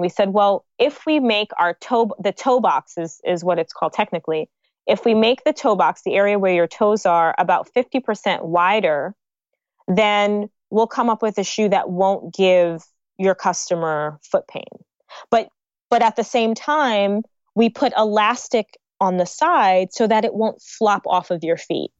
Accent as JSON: {"language": "English", "country": "United States", "tie": "born or raised there", "also_born_or_lived": "New York / New Jersey", "moved": "as an adult", "lives_now": "Lagos, Nigeria", "said": "So I grew up in New York and I grew up in New Jersey. So okay. I kind of did half of my life in, in each state"}